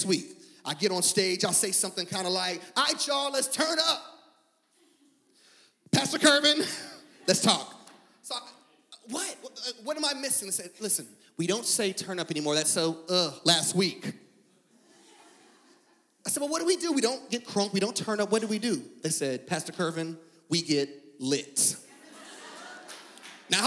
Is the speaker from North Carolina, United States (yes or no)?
yes; Fayetteville, North Carolina, United States; when I was a child, we attended this small little church in the backwoods of Fayetteville, North Carolina